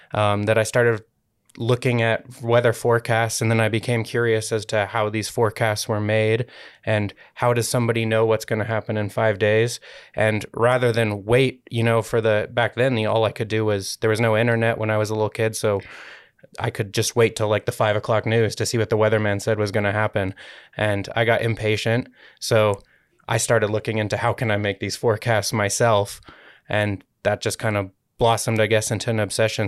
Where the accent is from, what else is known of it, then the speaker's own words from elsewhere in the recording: United States; moved away as an adult; also born or lived in Colorado; now in Utah, United States; I grew up in the Lake Tahoe area